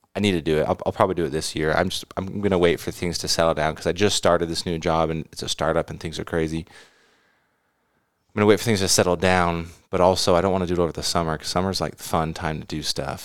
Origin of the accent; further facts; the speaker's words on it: the Bay Area, California, United States; moved away; I grew up in the Bay